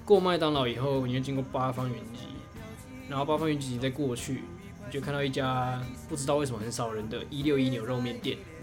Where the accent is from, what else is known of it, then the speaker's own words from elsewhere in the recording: Nantou County, Taiwan; moved away as an adult; now in Taipei, Taiwan; 读国高中的时候啊，那时候我在南投啦，我是南投人